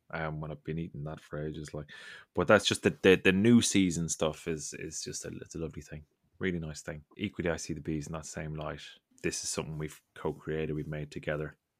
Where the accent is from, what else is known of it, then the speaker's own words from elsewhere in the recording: Ireland; I grew up in Ireland